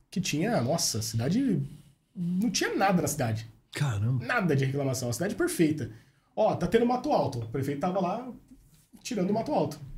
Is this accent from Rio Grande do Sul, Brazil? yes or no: no; Sumaré, São Paulo, Brazil; Eu sou de Sumaré, trabalho em Sumaré, na rádio, lá na Rádio Wolf.